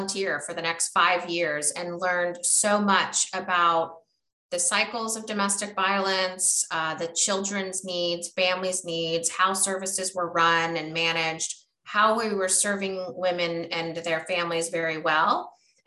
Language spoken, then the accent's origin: English; Florida, United States; moved away as an adult; also born or lived in Oregon; I was born and raised in Florida